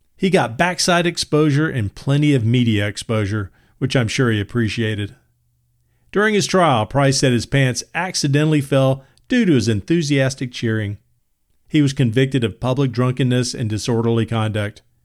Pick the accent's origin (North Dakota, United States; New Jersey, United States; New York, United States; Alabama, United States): Alabama, United States; Birmingham; As a teenager growing up in Birmingham